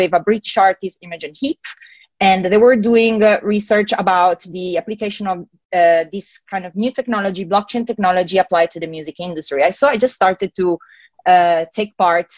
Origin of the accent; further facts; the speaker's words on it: Italy; accent: Italian; English is a second language; moved away as an adult; also born or lived in Milan, Italy; now in United Kingdom; I'm from Italy, and essentially, when I was back in Italy, in Milan, I used to study and I used to work in audio engineering.